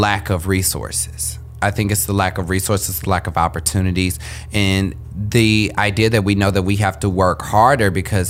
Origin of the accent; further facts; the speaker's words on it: Kansas City, United States; moved away as an adult; also born or lived in Philadelphia; I was born and raised in Kansas City.